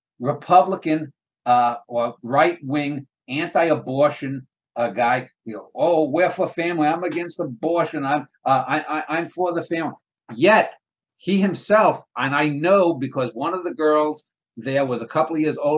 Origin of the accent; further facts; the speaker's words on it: New York City, New York, United States; When I was a kid, I grew up in the Ridgewood section of New York